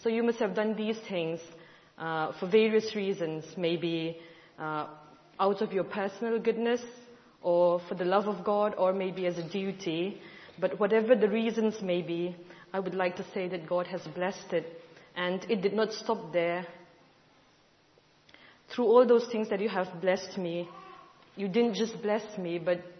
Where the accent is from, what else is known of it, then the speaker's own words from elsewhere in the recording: India; I'm from India